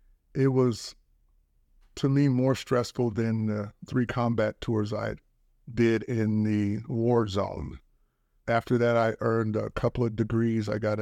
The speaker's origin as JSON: {"language": "English", "town": "Inglewood", "region": "California", "country": "United States", "tie": "born or raised there", "moved": "as an adult", "said": "I was raised in South Central Los Angeles, Inglewood, California. I was also raised in the foster care system of Los Angeles. I left Los Angeles in about 1986, went off to college"}